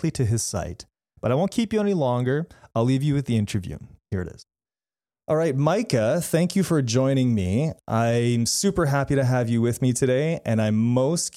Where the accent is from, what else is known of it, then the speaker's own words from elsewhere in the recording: Canada; also born or lived in Manitoba; I'm a Canadian.